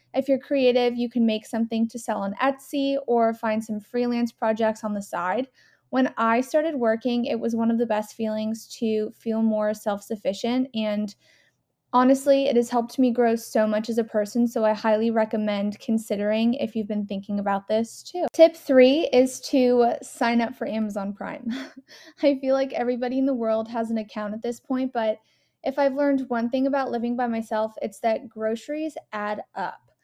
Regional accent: West Coast, United States; moved away; I'm from the West Coast

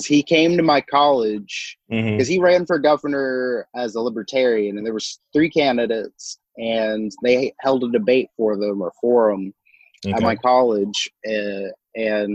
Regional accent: Shawnee, Oklahoma, United States; I'm from more the central part of Oklahoma, Shawnee, which is about an hour east of Oklahoma City

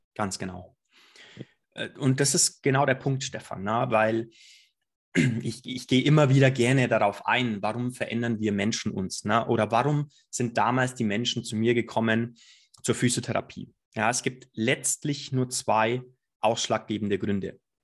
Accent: Allgäu, near Füssen, Bavaria, Germany; now in Munich, Germany; ich komme aus dem Allgäu, ein ganz gewöhnlicher Junge aus dem Allgäu

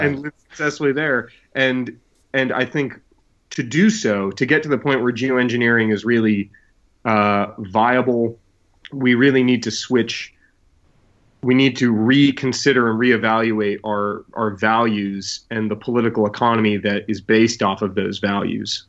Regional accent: New England, United States; I grew up in New England where we have a town meeting system

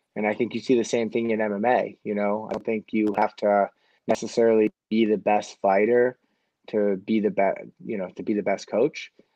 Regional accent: Manchester, New Hampshire, United States; now in Auburn, United States; I grew up in Southern New Hampshire at the high school college in Manchester, but now I'm in Auburn

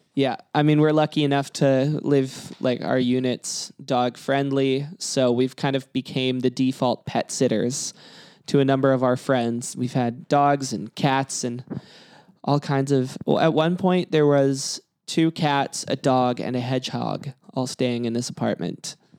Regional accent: Kelowna, British Columbia, Canada; now in Vancouver, Canada; I'm from Kelowna, which isn't too far away

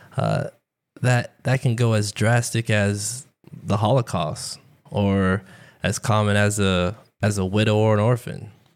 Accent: Tampa, Florida, United States; I was born and raised in Tampa, Florida.

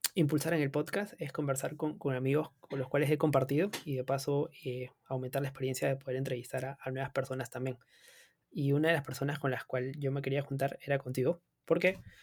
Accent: Peru

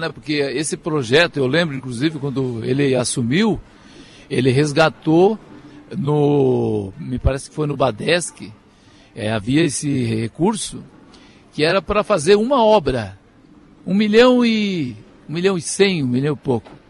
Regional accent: Juiz de Fora, Minas Gerais, Brazil; meu chão, né? A minha terra, eu sou lá de Juiz.

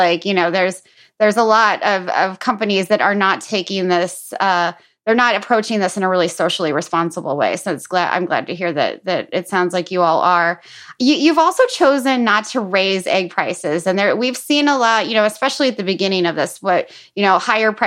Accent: Missouri, United States; I'm from Missouri

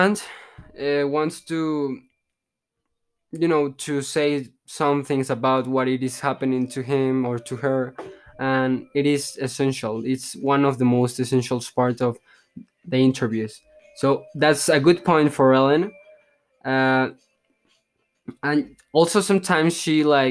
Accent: Mexico; English is a second language; I'm from Mexico

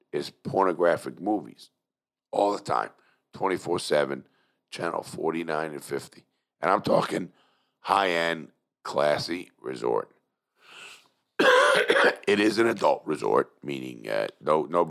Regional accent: New York City, New York, United States; everybody knows I'm from Brooklyn

